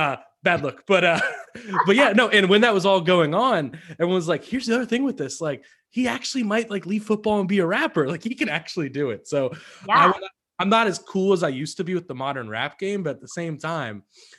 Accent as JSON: {"language": "English", "region": "Wisconsin", "country": "United States", "accent": "Wisconsin", "said": "I just dropped the Wisconsin accent on my Wisconsin"}